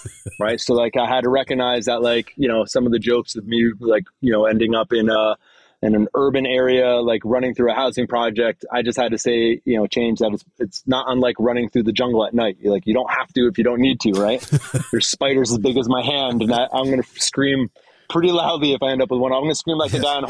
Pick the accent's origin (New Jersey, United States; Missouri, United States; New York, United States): New Jersey, United States; I'm from New Jersey, so I speak clearly